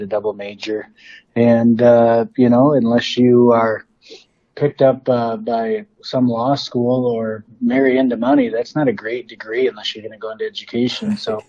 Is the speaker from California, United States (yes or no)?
no; Egan, South Dakota, United States; I grew up in Eagan, South Dakota, which is right along the banks of the Big Sioux River, and went to school with 15 people, most of them from kindergarten all the way through graduation.